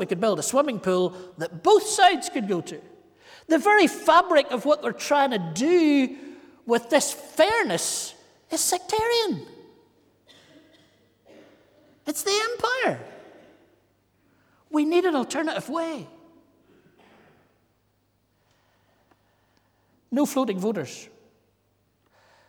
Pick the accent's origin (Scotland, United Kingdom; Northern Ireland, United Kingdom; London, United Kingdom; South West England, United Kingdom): Northern Ireland, United Kingdom; County Antrim; I'm from Antrim.